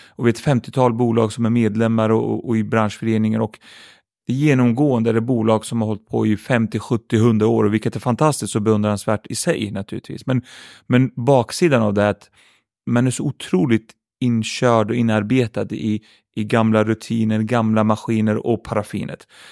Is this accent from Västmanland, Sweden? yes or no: no; Örebro, Örebro County, Sweden; Swedish is a second language; Jag hade bra ungdomsår tycker jag. Uppvuxen i ett område som heter Vivalla i Örebro